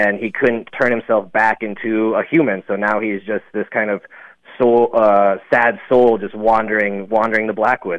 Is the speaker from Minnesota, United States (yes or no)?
no; Black Hills, South Dakota, United States; I grew up in the Black Hills area, the latter half of my teen years